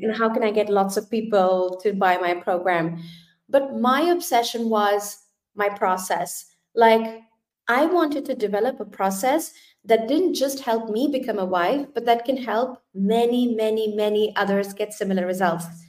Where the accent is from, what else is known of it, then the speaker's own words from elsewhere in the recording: India; moved away as an adult; now in Germany; I actually come from India. So I was born and brought up in India.